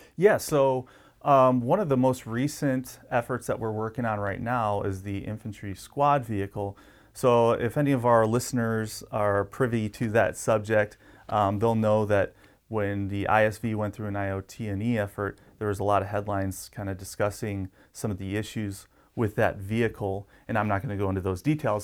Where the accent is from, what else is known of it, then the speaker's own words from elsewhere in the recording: Detroit, Michigan, United States; moved away as an adult; now in Yuma, United States; I grew up in the Motor City